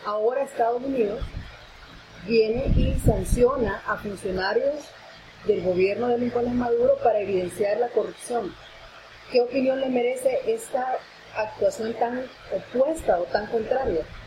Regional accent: Honduras; como hondureños

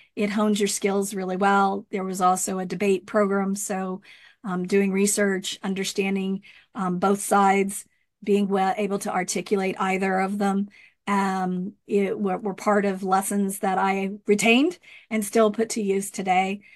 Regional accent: Rio Grande Valley, Texas, United States; moved away as an adult; also born or lived in Austin, Texas / Goleta, California; now in Lompoc, United States; I'm from the Rio Grande Valley

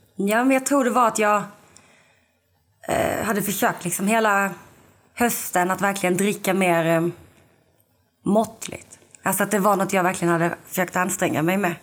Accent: Lund, Skåne, Sweden; now in Malmö, Sweden; jag är från Lund men jag bor i Malmö nu

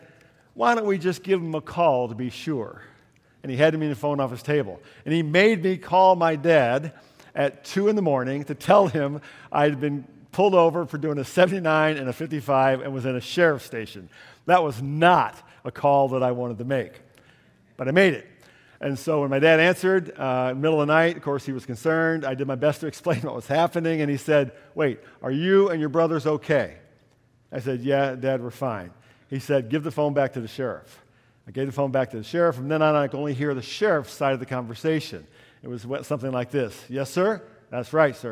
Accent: New York, United States; moved away as an adult; also born or lived in Orlando, Florida; They moved from the town, small town in New York State that had been my hometown for 9 years

